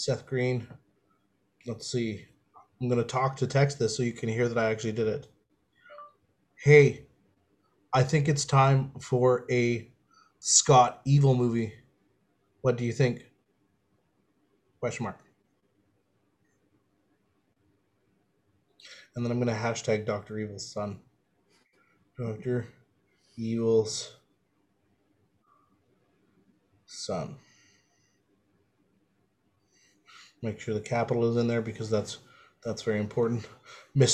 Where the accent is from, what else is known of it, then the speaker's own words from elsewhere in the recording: Canada; I'm Canadian